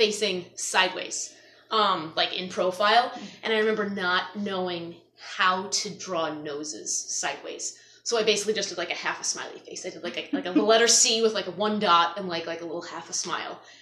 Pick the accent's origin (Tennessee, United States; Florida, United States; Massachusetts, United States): Massachusetts, United States; Natick; I grew up in Natick